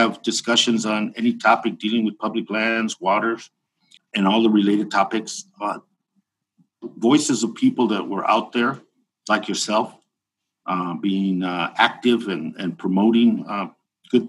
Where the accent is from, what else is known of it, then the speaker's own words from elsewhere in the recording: Tucson, Arizona, United States; here in my hometown of Tucson, Arizona